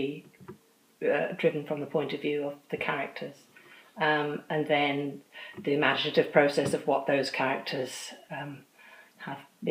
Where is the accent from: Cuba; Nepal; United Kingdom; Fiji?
United Kingdom; England; I was born in England. I am diaspora